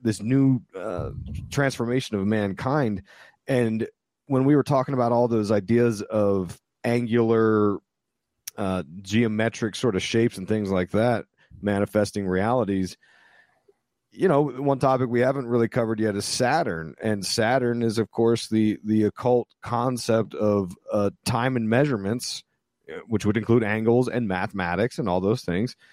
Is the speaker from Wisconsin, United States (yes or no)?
no; Ephrata, Pennsylvania, United States; I grew up predominantly in Ephrata, Pennsylvania. It's in a little, it's a little town in Lancaster, P A.